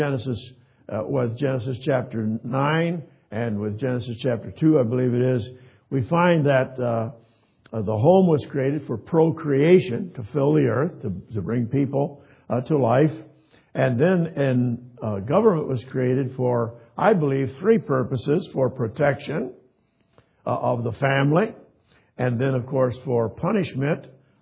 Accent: Kalamazoo, Michigan, United States; moved away; Kalamazoo. That's where I was born and raised

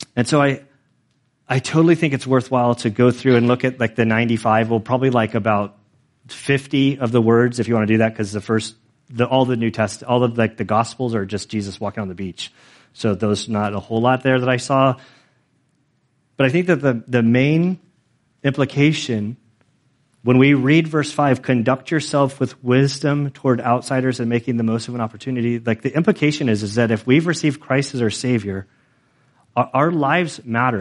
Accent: United States; I'm an American.

